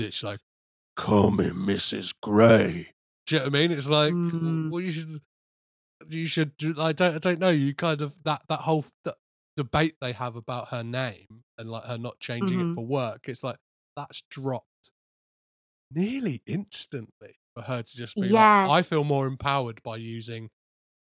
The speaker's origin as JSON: {"language": "English", "town": "Crawley", "region": "South East England", "country": "United Kingdom", "said": "I'm from Crawley"}